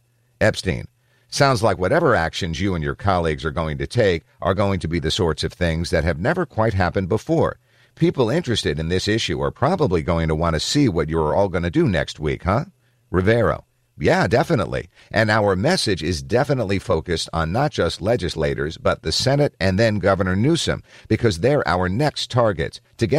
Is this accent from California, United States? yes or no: yes; San Jose, California, United States; also born or lived in Hollister; half of my life I grew up in San Jose, and then the other half I grew up in a small town called Hollister, an hour south of here.